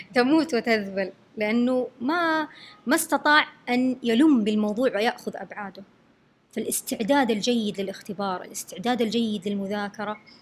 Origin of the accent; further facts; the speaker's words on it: Saudi Arabia; first language Arabic; عندنا يعني في السعودية